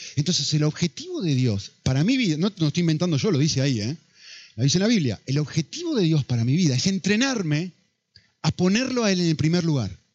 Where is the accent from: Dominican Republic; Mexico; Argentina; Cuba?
Argentina; now in Spain; Soy argentino